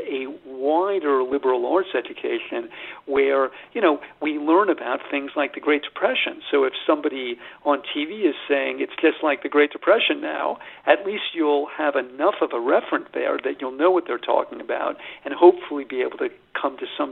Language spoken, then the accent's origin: English; United States; I'm an American